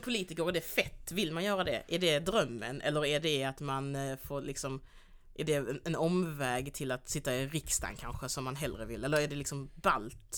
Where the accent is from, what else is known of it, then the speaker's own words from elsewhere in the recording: Skåne, Sweden; also born or lived in Angola; jag är också uppvuxen i Skåne